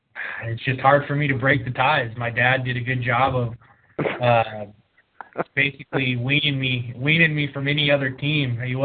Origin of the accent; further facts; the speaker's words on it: Chicago, Illinois, United States; born there; I was born in Chicago.